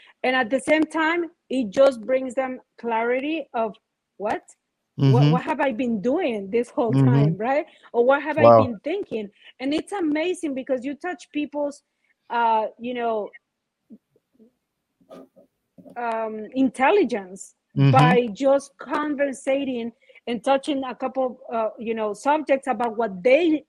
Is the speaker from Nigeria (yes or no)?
no; Mexico; now in Miami, United States; I come from Mexico. When I moved, I was very young